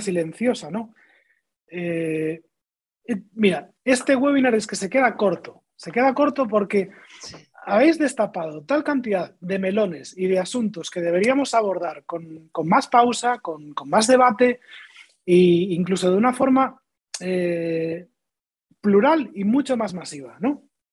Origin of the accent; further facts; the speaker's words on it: Galicia, Spain; yo que soy gallego